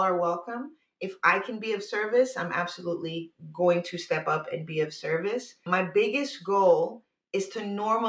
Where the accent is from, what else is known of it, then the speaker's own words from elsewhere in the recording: New York, United States; now in California, United States; I'm originally from New York